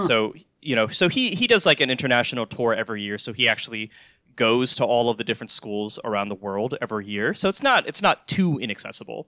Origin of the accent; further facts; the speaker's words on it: North Carolina, United States; moved away; I'm originally from North Carolina